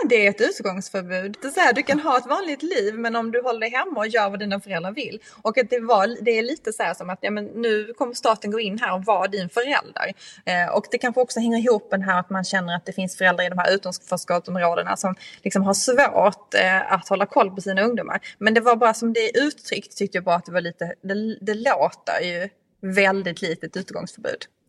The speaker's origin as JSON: {"language": "Swedish", "region": "Skåne", "country": "Sweden", "tie": "born or raised there", "moved": "yes", "said": "från min hembygd från Österlen"}